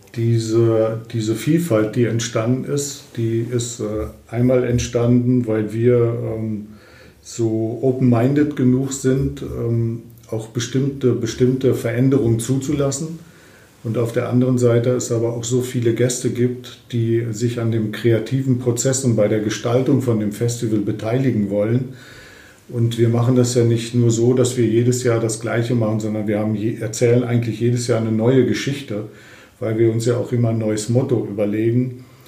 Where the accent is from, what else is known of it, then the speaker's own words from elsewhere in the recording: Lendringsen, North Rhine-Westphalia, Germany; moved away as an adult; also born or lived in Fulda; ich bin 1958 äh, in Lendringsen im Sauerland geboren und dann äh, mit 20, also 1978, zum Studium nach Fulda gekommen